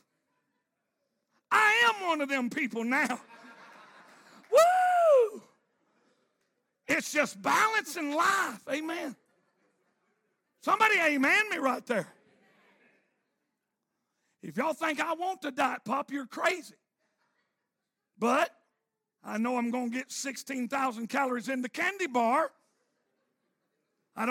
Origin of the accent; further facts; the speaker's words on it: Arkansas, United States; I'm from Arkansas.